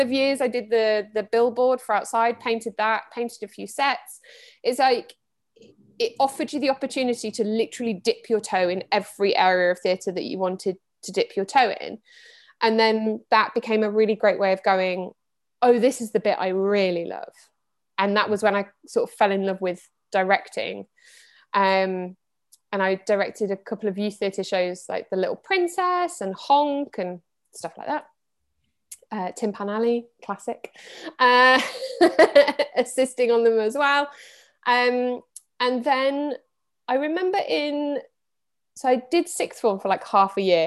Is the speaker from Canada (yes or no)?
no; Midlands, United Kingdom; also born or lived in Reading; I grew up in the Midlands. I was actually born in Reading.